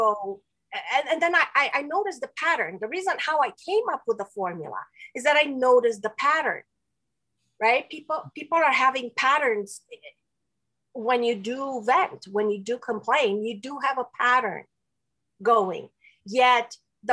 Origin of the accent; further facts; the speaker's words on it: Romania; first language Romanian; English is a second language; moved away; also born or lived in Spain / Quebec; I'm from Romania. I was born and raised in Romania